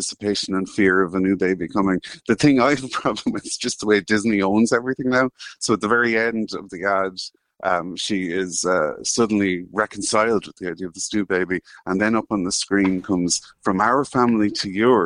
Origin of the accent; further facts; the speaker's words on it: Ireland; as an Irish man in my 40s